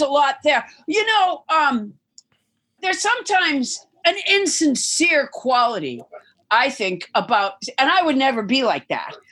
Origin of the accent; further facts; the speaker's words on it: Massachusetts, United States; I'm from Massachusetts